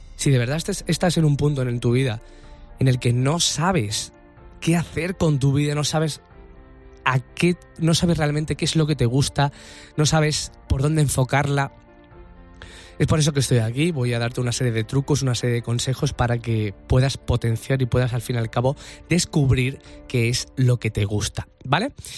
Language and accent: Spanish; Andalusia, Spain; yo soy andaluz